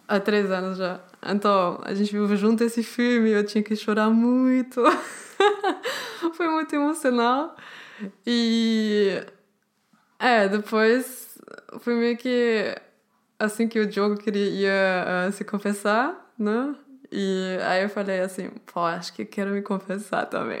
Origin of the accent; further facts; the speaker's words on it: Germany; Portuguese is a second language; eu sou alemã, eu não sou brasileira